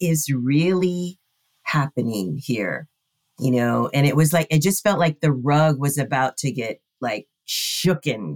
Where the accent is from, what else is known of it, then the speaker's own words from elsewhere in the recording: Hawaii, United States; we were raised in Hawaii, right? Which is, it's the melting pot of the world. And growing up in Hawaii, there's that aloha spirit.